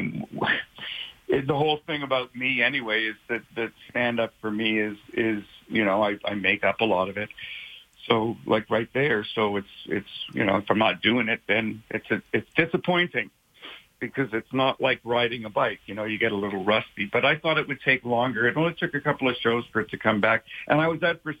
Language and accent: English; Canada; moved away as an adult; now in Los Angeles, United States; I'm Canadian